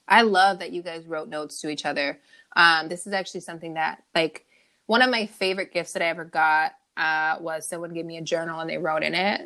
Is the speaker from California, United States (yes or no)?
yes; California, United States; I'm from California